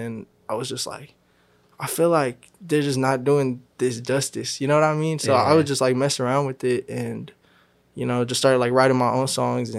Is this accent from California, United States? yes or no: yes; Sacramento, California, United States; also born or lived in Woodland, California; I'm born in Woodland, California, and raised in Sacramento.